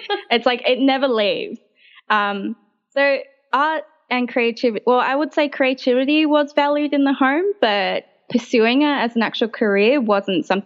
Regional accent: Sydney, New South Wales, Australia; I was born in the RPA uh, and I grew up in around the Marrickville area. I still live around the Marrickville area, so it's very much my home.

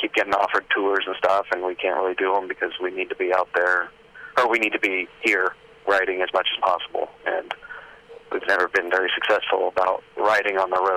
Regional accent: Southern California, United States; Southern California, where I, where I live. It's very much like this place, Temecula, which is 30 minutes from where I live, or 45 or so minutes from where I grew up.

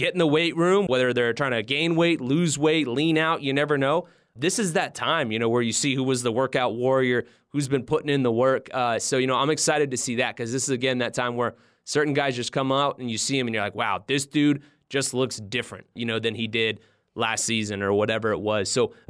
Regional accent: California, United States; And like, I'm originally from California.

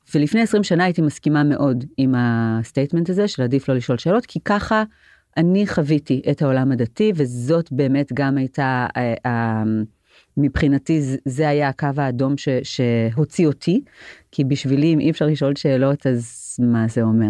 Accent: Jerusalem, Jerusalem District, Israel; גדלתי בעיר העתיקה, ברוב היהודי, בעיר העתיקה בירושלים

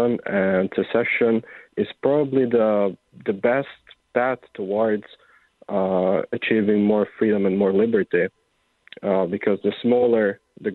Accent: Hungary; I am from Hungary, which is in Central Eastern Europe

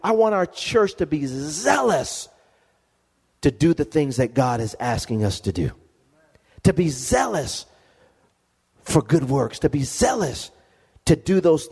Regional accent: Lompoc, California, United States; moved away; I go back to my hometown

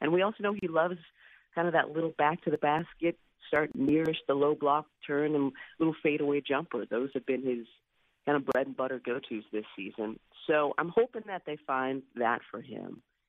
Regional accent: West Coast, United States; moved away as an adult; now in Philadelphia, United States; growing up on the West Coast

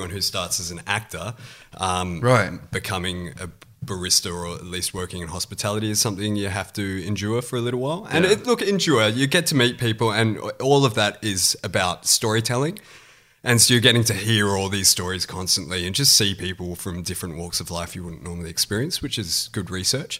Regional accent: Perth, Western Australia, Australia; moved away as an adult; now in Sydney, Australia; I grew up in Perth and got into acting at high school

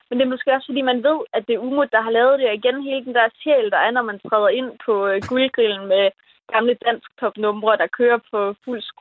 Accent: West Jutland, Central Denmark Region, Denmark; jeg er sådan meget vestjyde

